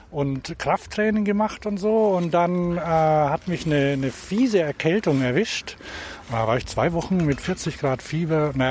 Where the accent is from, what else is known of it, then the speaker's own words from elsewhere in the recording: Vorarlberg, Austria; Aus Österreich.